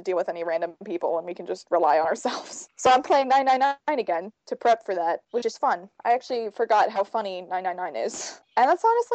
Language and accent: English; California, United States; I'm also from California